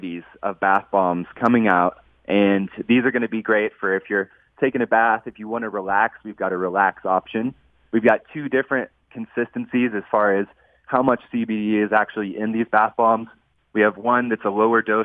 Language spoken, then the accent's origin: English; Texas, United States; I'm from Texas, born and raised